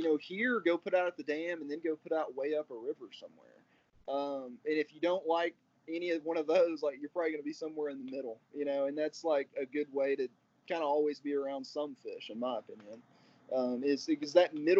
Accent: Arkansas, United States; growing up in Arkansas

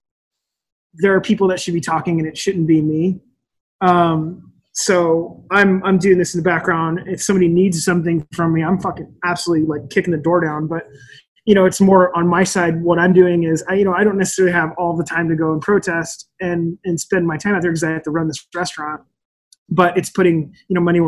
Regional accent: Olympia, Washington, United States; I grew up in Olympia, which is like super white

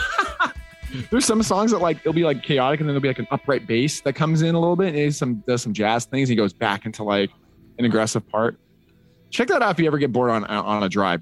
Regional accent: Utah, United States; a four three five in there for my my hometown

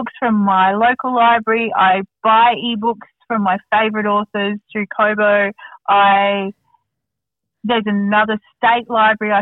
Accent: Australia; moved away; As someone who grew up in a country town

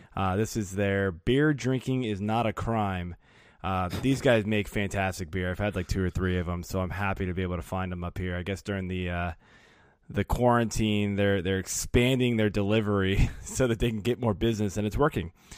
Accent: Burke, Virginia, United States; moved away as an adult; also born or lived in Blacksburg, Virginia / Woodbridge, Virginia; now in Olney, Maryland, United States; I grew up in Northern Virginia

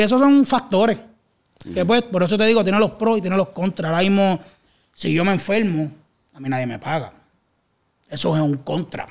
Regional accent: Cataño, Puerto Rico; also born or lived in Canóvanas; yo me crié en Cataño como tal. Yo soy de Canales, pero viví muchos años en Cataño también

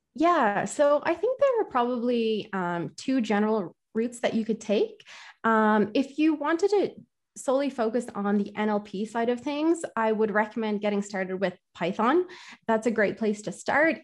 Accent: Ireland; I'm from Ireland

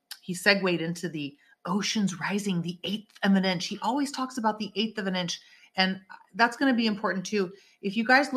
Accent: Northern California, United States; I'm from NorCal

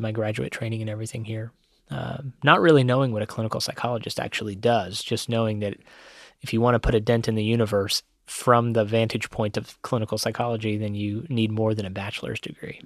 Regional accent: Cincinnati, Ohio, United States; I grew up here in Cincinnati

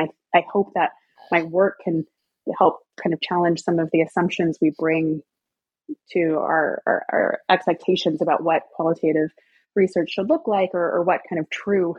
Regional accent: the South, United States; I'm from the South, I'm very familiar with the area

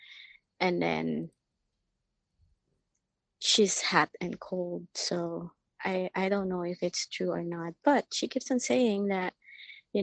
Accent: Philippines; We're Filipino

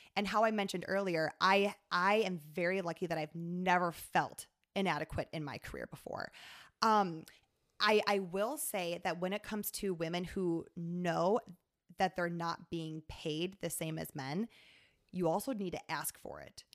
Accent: Sioux Falls, South Dakota, United States; moved away as an adult; also born or lived in Atlanta; I was from Sioux Falls.

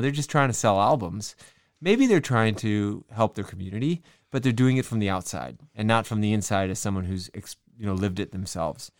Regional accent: Madison, Wisconsin, United States; my hometown, Madison, Wisconsin

